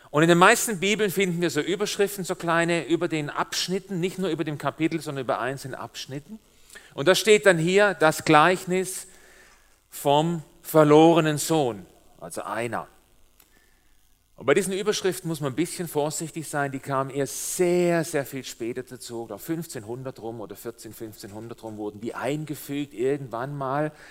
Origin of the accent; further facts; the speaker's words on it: Baden-Württemberg, Germany; also born or lived in Switzerland; mein komischer Dialekt, so klingt das, wenn ein Schwabe der sehr lange Zeit in der Schweiz gelebt hat, jetzt versucht, Hochdeutsch zu reden. Es geht nicht. Als wir vor vier Jahren hierher gezogen sind aus der Schweiz